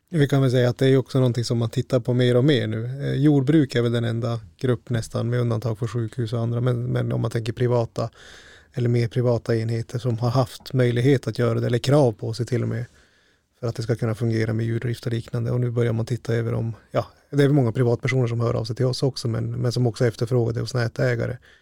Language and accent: Swedish; northern Sweden, Sweden; här i norra Sverige att ja, platsen som jag själv kommer ifrån